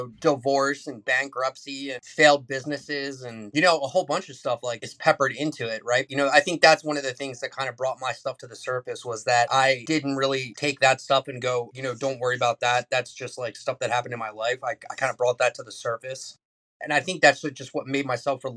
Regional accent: United States; I'm a kid from Carroll County. Grew up between two cornfields and six houses in our neighborhood.

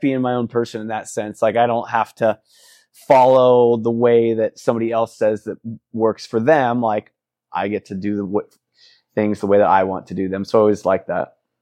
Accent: Midwest, United States; moved away as an adult; also born or lived in Fort Myers, Florida / Kansas / Missouri; now in Sarasota, United States; moved when I was, uh, up to the Midwest when I was six to Missouri. and, uh, stayed in the Midwest, Missouri, and Kansas both until I was thirty

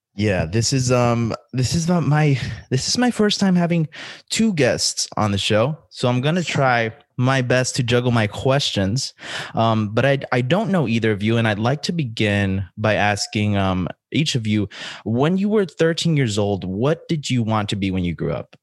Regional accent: El Paso, Texas, United States; I grew up in El Paso, Texas

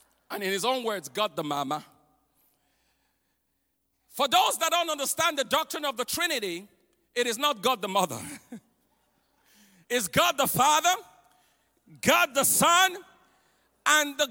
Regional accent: Nigeria; I grew up in Nigeria, West Africa

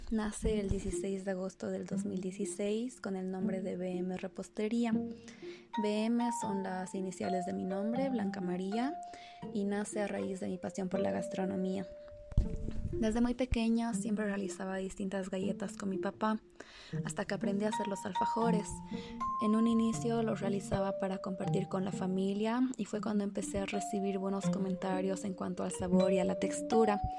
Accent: Belgium; born there; Yo nací en Bélgica y por eso considero a estos dos países muy importantes en mi vida.

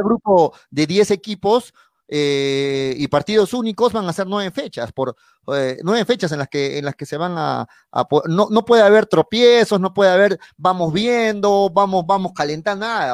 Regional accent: Arequipa, Peru; soy arequipeño

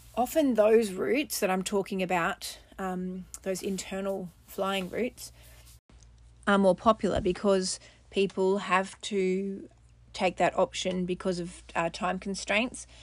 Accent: Australia; I'm an Australian mum to four children

